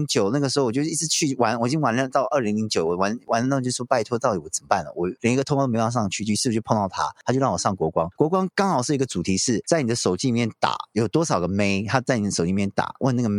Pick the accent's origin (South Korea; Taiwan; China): South Korea; Chinese is a second language; 我在韩国，因为我是韩国人，所以我做的话，其实女生就过来聊天了